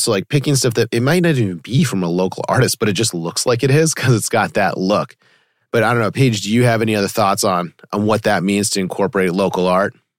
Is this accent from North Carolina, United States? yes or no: no; Weston, Massachusetts, United States; I grew up in Weston, me and my siblings would go to Natick a lot because it was close